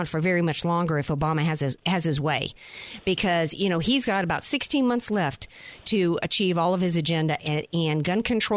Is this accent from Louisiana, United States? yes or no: yes; Louisiana, United States; moved away; from my home state, my peeps down in Louisiana